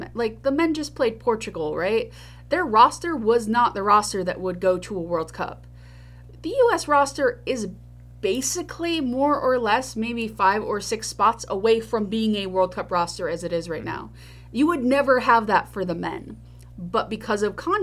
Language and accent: English; New York, United States; I am a New Yorker.